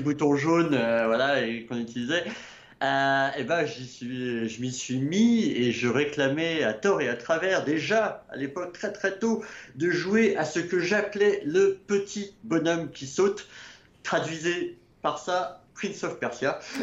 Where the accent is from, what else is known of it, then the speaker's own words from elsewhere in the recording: Annecy, Auvergne-Rhône-Alpes, France; je suis annécien pur souche. je suis né à Annecy. Je vis encore aujourd'hui à Annecy.